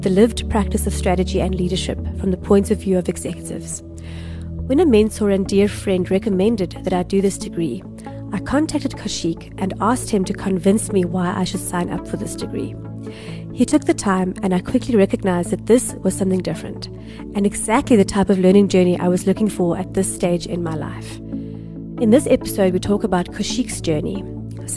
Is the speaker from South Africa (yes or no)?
yes; Westville, KwaZulu-Natal, South Africa; I grew up in Westville.